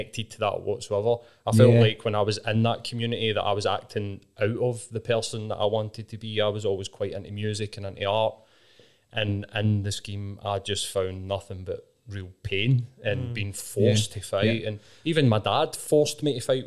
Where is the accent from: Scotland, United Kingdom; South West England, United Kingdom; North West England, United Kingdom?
Scotland, United Kingdom; Glasgow; I grew up in East End and it's a little known scheme called Carntyne